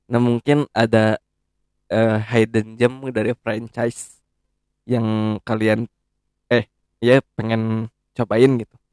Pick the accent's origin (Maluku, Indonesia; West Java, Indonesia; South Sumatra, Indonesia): West Java, Indonesia; Bandung; kalau kan kita orang Bandung asli nih